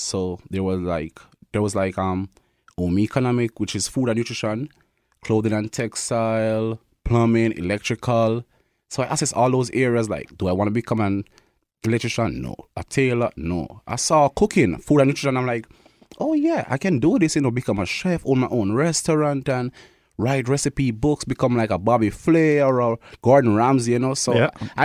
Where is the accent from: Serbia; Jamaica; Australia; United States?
Jamaica; Kingston; moved away as an adult; also born or lived in Thompson, Canada; now in Winnipeg, Canada; So I'm from Kingston, Jamaica. That's where I was born.